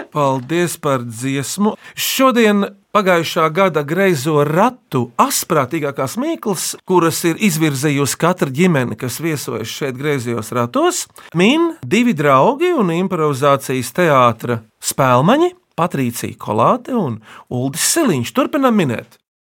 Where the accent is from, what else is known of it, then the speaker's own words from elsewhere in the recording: Dzilnuciems, Latvia; esmu no Dzilnu ciema